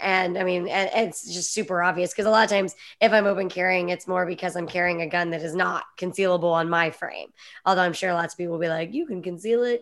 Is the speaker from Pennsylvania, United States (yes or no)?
yes; Pennsylvania, United States; I grew up in Pennsylvania where it was super socially acceptable to open carry